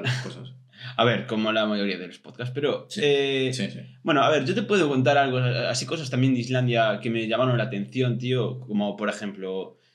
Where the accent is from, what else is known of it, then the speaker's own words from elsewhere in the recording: Spain; Somos españoles.